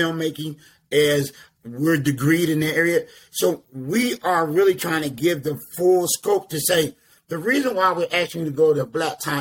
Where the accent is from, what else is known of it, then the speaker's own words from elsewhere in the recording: Philadelphia, Pennsylvania, United States; now in Atlanta, United States; because I lived in Philadelphia. I'm from Philadelphia, Pennsylvania